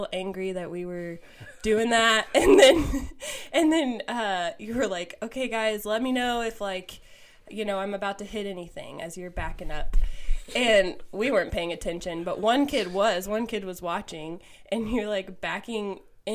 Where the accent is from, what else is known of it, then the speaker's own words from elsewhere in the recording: Valley Center, Kansas, United States; I grew up in Valley Center, Wichita area.